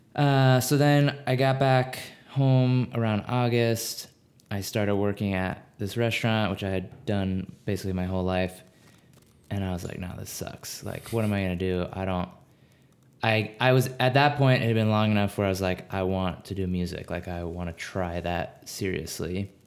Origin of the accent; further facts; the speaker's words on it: Maryland, United States; moved away as an adult; now in Minneapolis, United States; I grew up in Maryland.